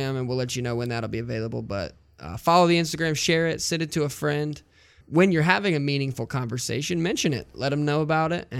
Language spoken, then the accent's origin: English; the South, United States; I'm from the South, where we all put stickers on Yeti coolers